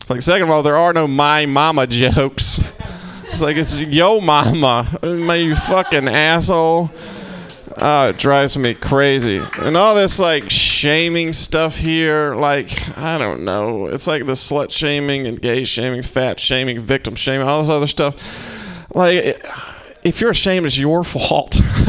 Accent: Mississippi, United States; I'm from Mississippi originally, and I just got back home from the holidays

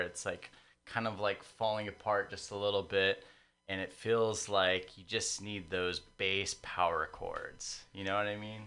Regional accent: San Diego, California, United States; moved away; I'm not from here. I'm a transplant, but I'm from San Diego

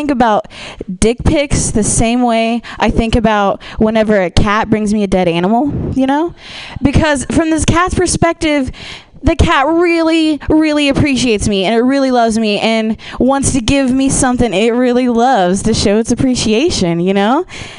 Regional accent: Ohio, United States; I am from the Midwest. I'm from Ohio.

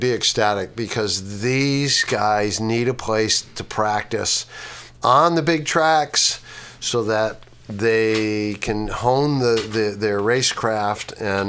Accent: Schenectady, New York, United States; moved away; I'm from Schenectady, upstate New York

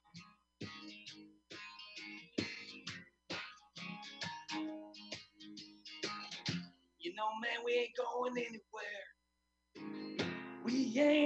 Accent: United States; as an American

